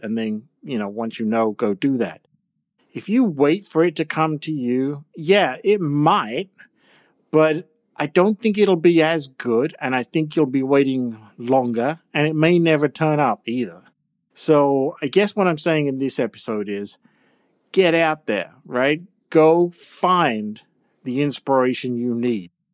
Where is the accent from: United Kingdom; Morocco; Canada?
United Kingdom; England; I'm from England with all of those old churches, all of those old towns, all of those old castles